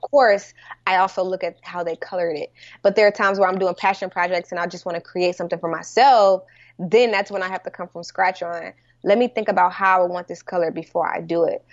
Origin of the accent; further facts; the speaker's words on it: St. Louis, Missouri, United States; moved away; also born or lived in California; I'm from Saint Louis